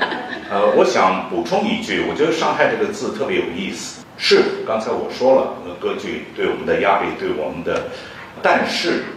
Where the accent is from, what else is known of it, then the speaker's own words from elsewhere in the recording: China; moved away; 我们中国人在西方的舞台上肯定不容易嘛，因为我是四十年以前出国的，而且是从上海走的。